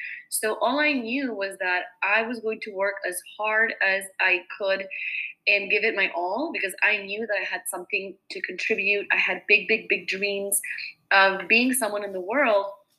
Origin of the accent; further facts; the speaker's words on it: California, United States; And I grew up in Orange County, California in the 1990s.